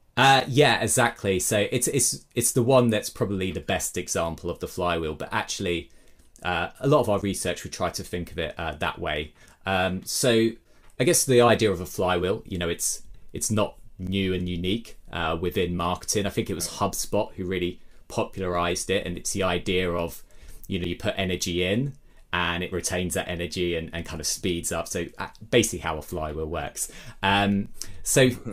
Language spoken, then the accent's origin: English; Brighton, South East England, United Kingdom; my hometown Brighton in the UK